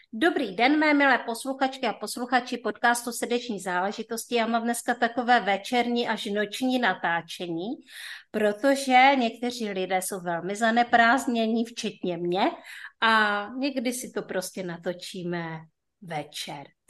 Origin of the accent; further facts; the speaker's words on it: North Moravia, Czechia; tak jsme všichni ze Severní Moravy. Takže to možná bude dneska slyšet